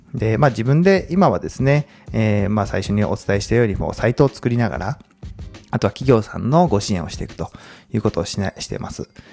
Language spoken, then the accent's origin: Japanese; Komaki, Aichi, Japan; moved away as an adult; also born or lived in Tokyo; もともと、あの、出身は愛知県です。まあ、小牧というですね、まあ、結構田舎なんですけども、名古屋のいわゆるベッドタウンですね。まあそこで高校までいまして